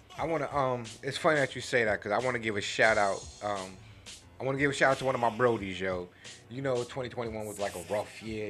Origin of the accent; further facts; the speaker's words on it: New York City, New York, United States; I grew up in Flushing, Queens.